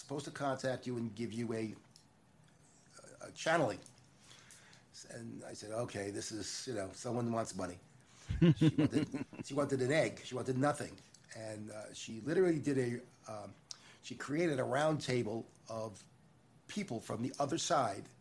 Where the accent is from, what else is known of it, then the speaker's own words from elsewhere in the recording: Long Island, New York, United States; I grew up in Long Island